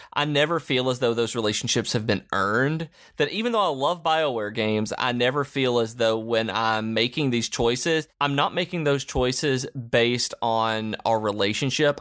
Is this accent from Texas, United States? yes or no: no; Lawrenceburg, Tennessee, United States; I grew up in Lawrenceburg, Tennessee